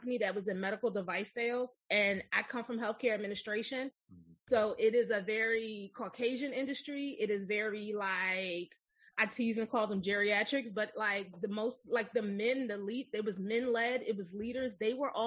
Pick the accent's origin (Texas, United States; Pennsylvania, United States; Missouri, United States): Pennsylvania, United States; Philadelphia; So I grew up in West Philly. And if you've never been to Philadelphia, it is a very urban city